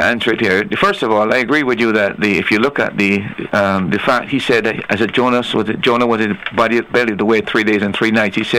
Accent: Barbados; now in Antigua and Barbuda; I came from Barbados, and when I was there, we observed Good Friday

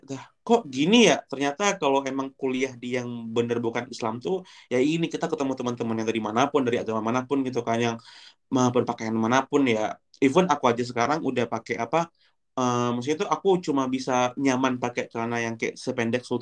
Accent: Aceh, Indonesia; moved away as an adult; karena dari kecil di Aceh I mean di Indonesia ya

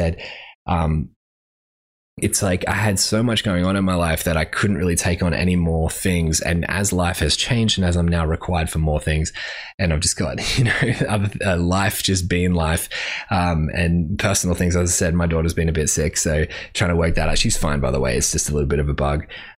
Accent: Brisbane, Queensland, Australia; because I'm from Brisbane, and therefore I kind of win

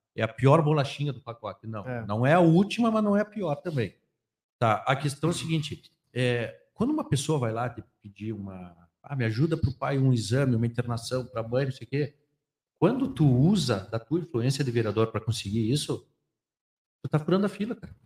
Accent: Rio Grande do Sul, Brazil; accent: sotaque da fronteira; Com esse sotaque da fronteira

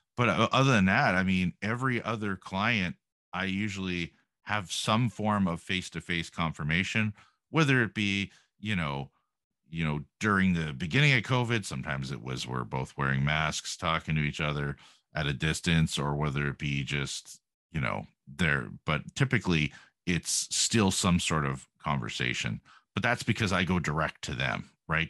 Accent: Canada; being Canadian

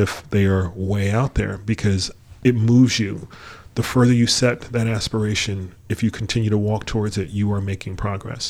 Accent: New York, United States; moved away; also born or lived in Michigan; we grew up in New York, and we mm-hmm. moved, we moved to Michigan

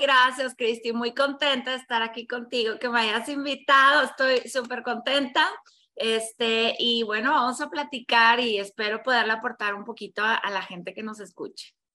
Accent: Mexico; also born or lived in Tamaulipas / Mexico City; soy mexicana, yo vivo en, en Tamaulipas, que es un estado que está pegado con la frontera

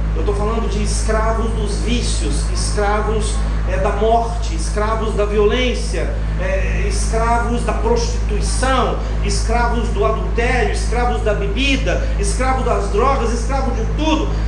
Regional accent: Minas Gerais, Brazil; accent: mineiro; moved away as an adult; also born or lived in Belo Horizonte / Espírito Santo; now in Recife, Brazil; Na minha terra, como um bom mineiro, a gente come sílaba

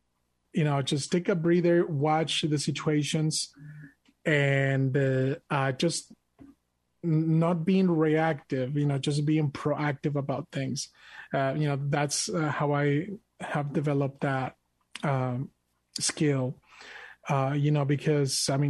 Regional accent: Mexico; English is a second language; now in United States; I am proud to be an American, even though I was born and raised in Mexico. I'm an immigrant

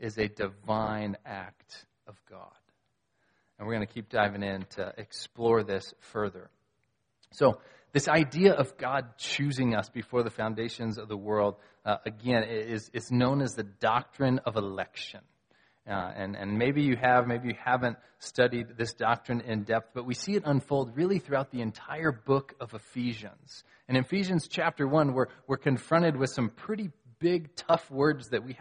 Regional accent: United States; I'm an American

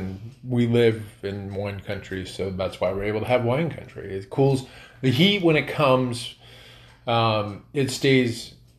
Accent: Northern California, Midwest, United States; moved away; Not where we live now, but like when I was a kid growing up in the Midwest or even Northern California

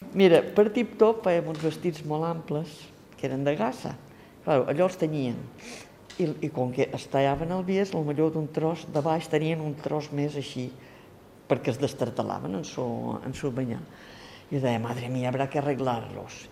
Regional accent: Santa Eulària des Riu, Balearic Islands, Spain; He nascut a Santa Lletruris, tinc 78 anys.

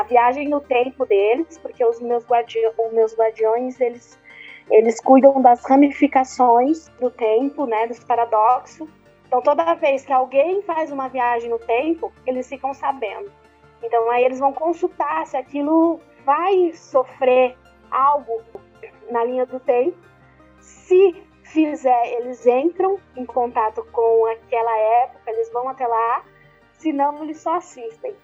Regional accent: São Paulo, Brazil; sou paulista, paulistana

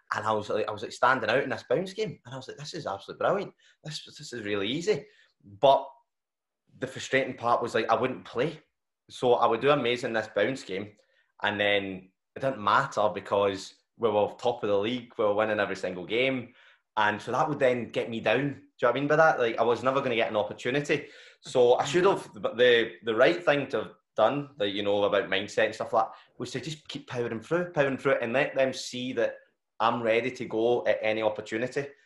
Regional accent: Glasgow, Scotland, United Kingdom; I, I haven't ventured far still the south side

